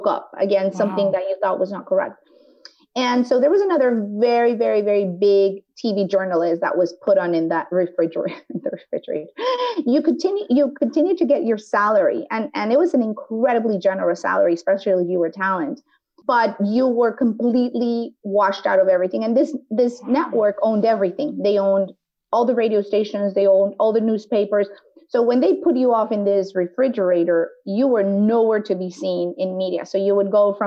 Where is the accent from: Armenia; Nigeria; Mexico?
Mexico; now in United States; I grew up in Mexico